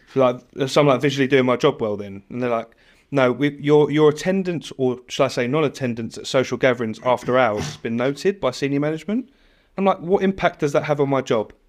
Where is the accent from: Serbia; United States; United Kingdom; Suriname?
United Kingdom; I'm British born and bred